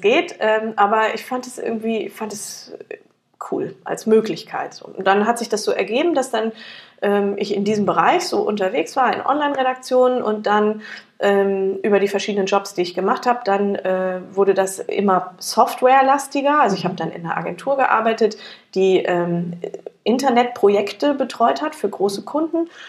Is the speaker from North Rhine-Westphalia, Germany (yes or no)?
no; near Frankfurt, Hesse, Germany; ich komme aus der Nähe von Frankfurt